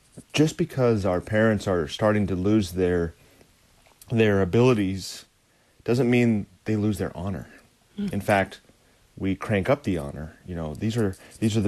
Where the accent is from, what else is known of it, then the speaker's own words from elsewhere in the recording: United States; as American Christians